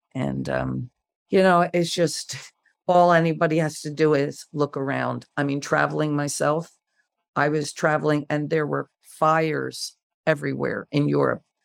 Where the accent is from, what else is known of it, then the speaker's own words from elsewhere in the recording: United States; I'm an American and, uh, I, I am an all, I'm every inch American